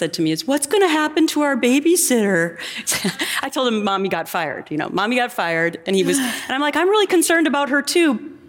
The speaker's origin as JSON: {"language": "English", "town": "Anoka", "region": "Minnesota", "country": "United States", "tie": "born or raised there", "moved": "yes", "lives_now": "New York, United States", "said": "growing up in Minnesota, we don't sue a lot of people. So, you know, there's this Minnesota nice thing."}